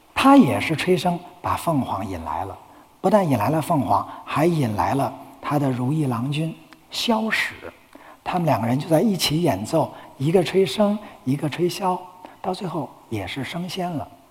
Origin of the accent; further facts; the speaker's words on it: China; 我们中国人